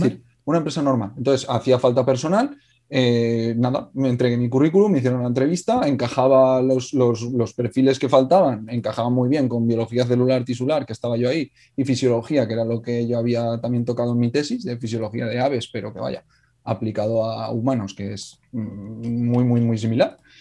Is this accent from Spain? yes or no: yes; Alcoy, Valencian Community, Spain; yo soy de Alcoy, del norte de Alicante